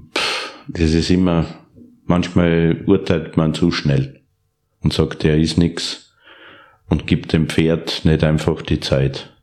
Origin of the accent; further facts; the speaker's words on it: Steyr, Upper Austria, Austria; Ich bin in Steyr, Oberösterreich geboren aufgewachsen